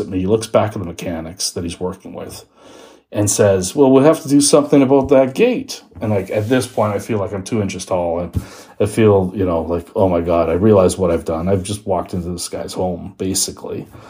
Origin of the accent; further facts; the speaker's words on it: Toronto, Ontario, Canada; I'm from Toronto.